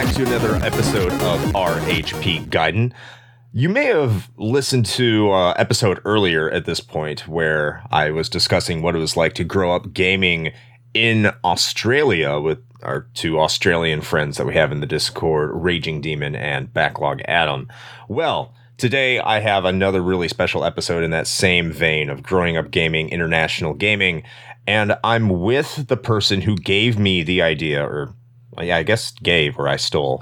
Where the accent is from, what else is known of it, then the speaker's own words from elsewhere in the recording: United States; me growing up in America, growing up in the United States